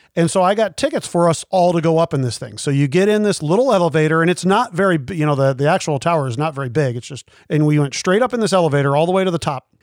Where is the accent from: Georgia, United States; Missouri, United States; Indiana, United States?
Missouri, United States; Kansas City; I grew up in Kansas City